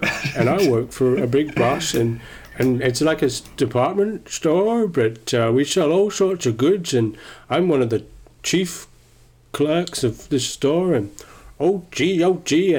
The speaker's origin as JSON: {"language": "English", "country": "Australia", "said": "Oh, no, I'm Australian, sorry."}